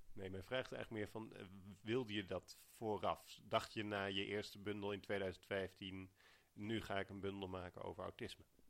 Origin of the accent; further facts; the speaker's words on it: Alphen aan den Rijn, South Holland, Netherlands; ik ben opgegroeid in Al van den Rijn